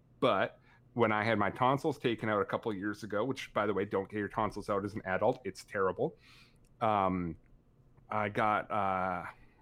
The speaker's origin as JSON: {"language": "English", "country": "Canada", "accent": "thick Canadian", "said": "my thick Canadian accent"}